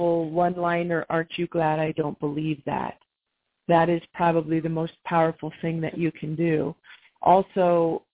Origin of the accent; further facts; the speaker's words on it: Utah, United States; Here in Utah, I'm from Utah